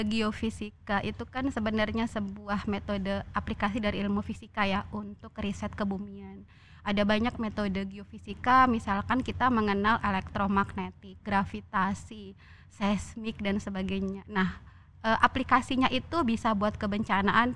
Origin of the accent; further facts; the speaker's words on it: Bengkulu, Indonesia; moved away as an adult; saya dari Bengkulu ya saya dari Bengkulu